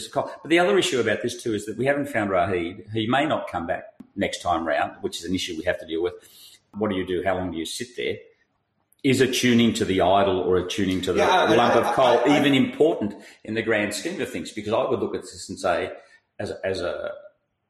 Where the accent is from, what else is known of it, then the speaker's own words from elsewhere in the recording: Australia; I'm Australian